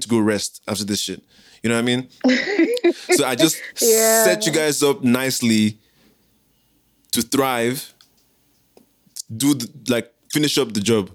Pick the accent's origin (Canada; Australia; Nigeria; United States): Nigeria; moved away; also born or lived in South Africa; as a Nigerian who lived in South Africa